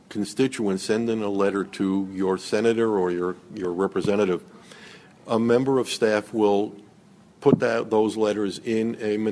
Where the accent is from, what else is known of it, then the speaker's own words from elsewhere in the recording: United States; as Americans